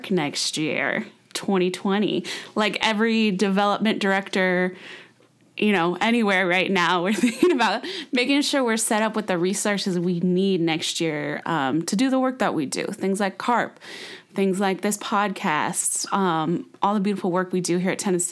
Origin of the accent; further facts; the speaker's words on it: San Francisco, California, United States; also born or lived in Sacramento; I'm back here in my hometown, San Francisco